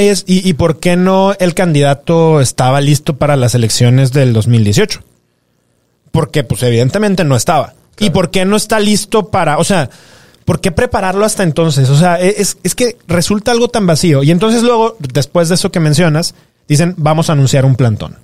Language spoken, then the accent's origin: Spanish; Guanajuato, Mexico; Tú y yo somos de Guanajuato